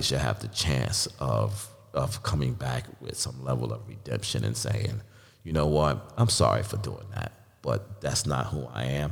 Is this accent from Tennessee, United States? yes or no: no; North Carolina, United States; North Carolina, my home state